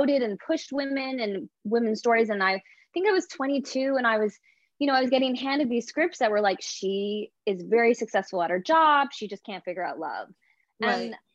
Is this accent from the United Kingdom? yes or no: no; Canada; I'm Canadian too. So, you know, we grew up kind of speaking a little bit of French